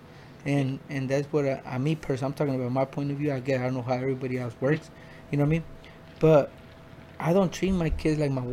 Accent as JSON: {"language": "English", "town": "Phoenix", "region": "Arizona", "country": "United States", "tie": "born or raised there", "also_born_or_lived": "Mexico", "said": "I'm from Mexico, but I was raised in South Phoenix, 19th Avenue in Buckeye."}